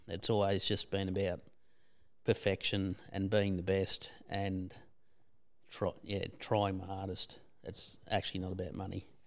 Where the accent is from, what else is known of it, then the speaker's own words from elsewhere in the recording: Bacchus Marsh, Victoria, Australia; now in Skipton, Australia; we're originally from Bacchus Marsh.